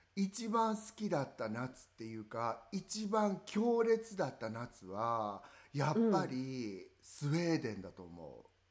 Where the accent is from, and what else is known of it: Kansai, Japan; born or raised there; accent: Kansai-ben; moved away